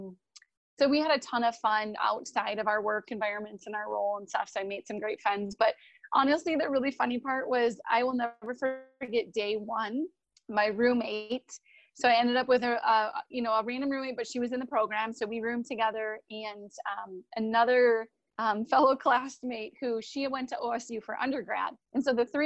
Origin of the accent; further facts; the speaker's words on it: Wisconsin, United States; I'm from Wisconsin